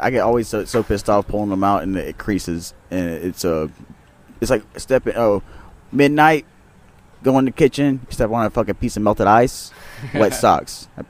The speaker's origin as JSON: {"language": "English", "region": "Louisiana", "country": "United States", "tie": "born or raised there", "said": "I'm just a, like I said, Louisiana local native right here. We're from here."}